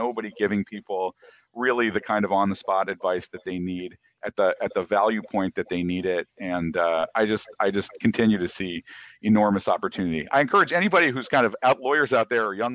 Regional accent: Michigan, United States; moved away as an adult; also born or lived in Brazil / Hawaii / Chicago; now in Los Angeles, United States; I grew up from the age five forward. I grew up in Michigan

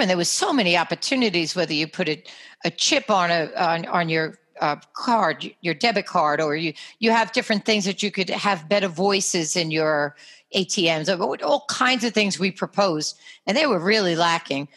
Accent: New York, United States; accent: New York; my New York accent

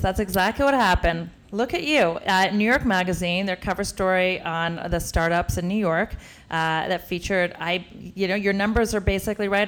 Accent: Canada; moved away as an adult; now in United States; I'm Canadian

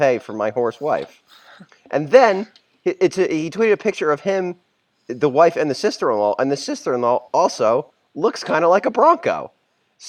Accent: Pennsylvania, United States; also born or lived in Maryland / Raleigh, North Carolina; I was born and raised in Pennsylvania. I lied. I lived in Maryland and North Carolina also, but mainly in Pennsylvania

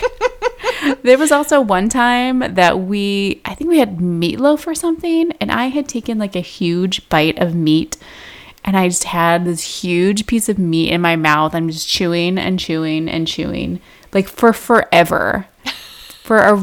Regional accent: Wisconsin, United States; now in Texas, United States; I grew up in Wisconsin, meat and potatoes

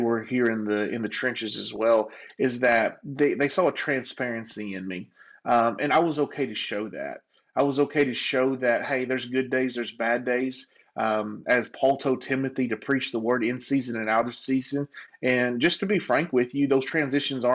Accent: Conway, Arkansas, United States; I grew up in Brookside Trailer Park here in Conway, Arkansas

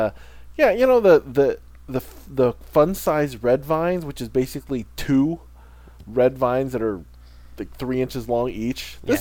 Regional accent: Illinois, United States; moved away; Illinois, my home state

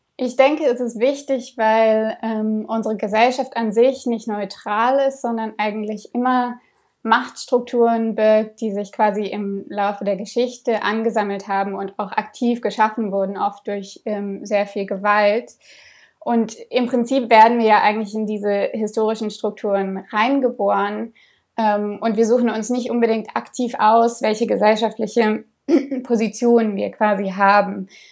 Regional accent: Berlin, Germany; Ich bin in Berlin aufgewachsen

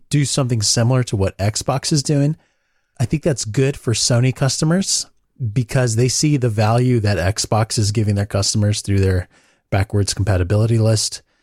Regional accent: Southern California, United States; I grew up in Mexico, A K A Southern California

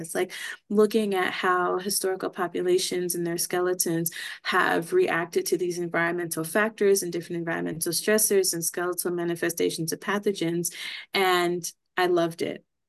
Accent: Southern California, United States; moved away as an adult; now in Reno, United States; am originally from Southern California

